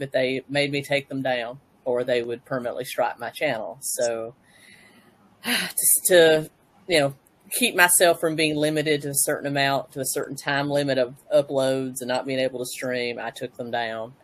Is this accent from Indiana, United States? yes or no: no; Tennessee, United States; I hail from Tennessee, USA.